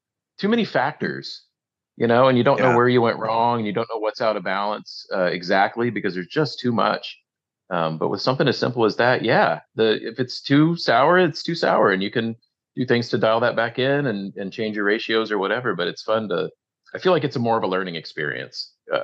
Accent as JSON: {"language": "English", "region": "Midwest", "country": "United States", "tie": "born or raised there", "also_born_or_lived": "Illinois / Ohio", "said": "I grew up in Illinois and Ohio"}